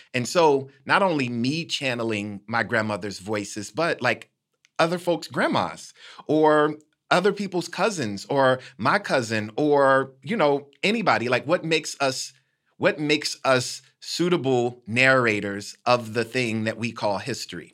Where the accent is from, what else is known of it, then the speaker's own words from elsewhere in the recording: Decatur, Illinois, United States; my hometown, Decatur, Illinois